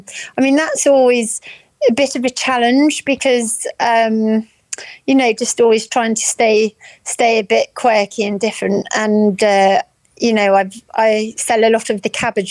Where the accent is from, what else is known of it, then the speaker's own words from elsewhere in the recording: Norfolk, East of England, United Kingdom; moved away; I am from Norfolk originally.